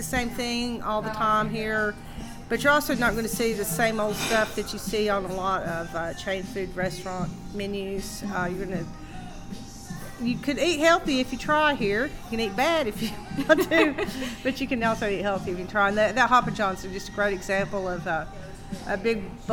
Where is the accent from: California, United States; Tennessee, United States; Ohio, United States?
Tennessee, United States; Ducktown; now in Knoxville, United States; I grew up in Ducktown, and you know, you had to cook in the country because there were no restaurants.